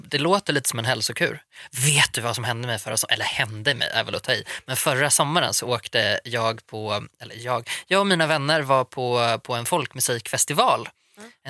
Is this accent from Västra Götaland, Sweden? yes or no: yes; Gothenburg, Västra Götaland, Sweden; now in Stockholm, Sweden; jag är från Göteborg.